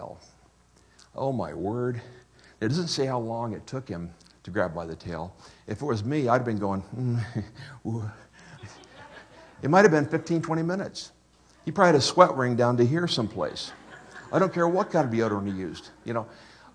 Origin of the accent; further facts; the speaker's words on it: Wichita, Kansas, United States; I'm from Wichita